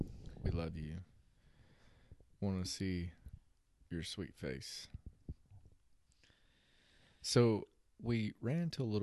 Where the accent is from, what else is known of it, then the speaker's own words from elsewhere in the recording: North Carolina, United States; now in Kentucky, United States; So I'm not from Kentucky. I moved up here in 2009 from North Carolina. North Carolina is always going to be my home, but Kentucky, I like Kentucky a lot.